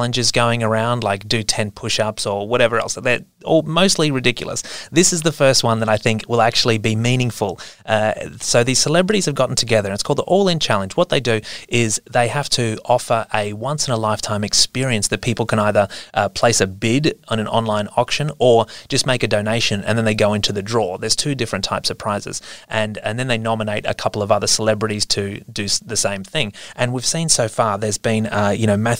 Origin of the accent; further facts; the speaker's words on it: Australia; As an Australian